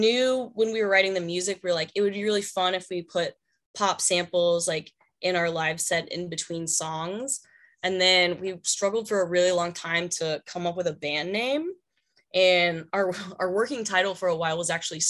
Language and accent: English; Dallas, Texas, United States; I grew up in Dallas.